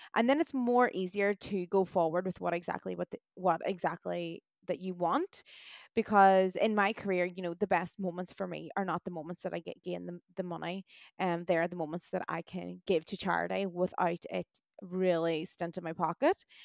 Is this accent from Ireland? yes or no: yes; Ireland; also born or lived in Australia; us Irish